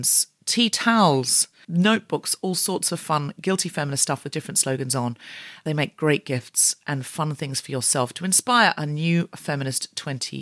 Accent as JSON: {"language": "English", "town": "Gold Coast", "region": "Queensland", "country": "Australia", "tie": "born or raised there", "said": "I am from the Gold Coast. I was born and raised there"}